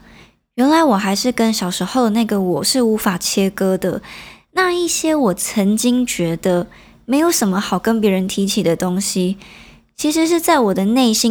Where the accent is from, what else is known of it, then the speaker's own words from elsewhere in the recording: Nanzhuang, Miaoli County, Taiwan; first language Hakka; Chinese is a second language; now in Taipei, Taiwan; 我小时候是住在苗栗县的南庄乡，我觉得它是一个湿漉漉的半山腰